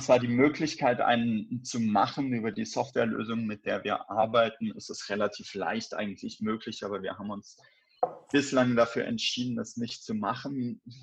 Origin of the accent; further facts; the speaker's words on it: Baden-Württemberg, Germany; moved away as an adult; also born or lived in Cologne; now in Wolfsburg, Germany; Ich bin in Baden-Württemberg aufgewachsen, bin nach der Schule dann nach Köln gezogen